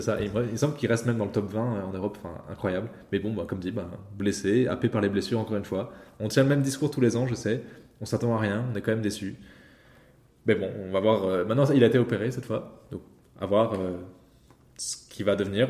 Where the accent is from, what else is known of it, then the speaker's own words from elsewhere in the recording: France; en tant que Français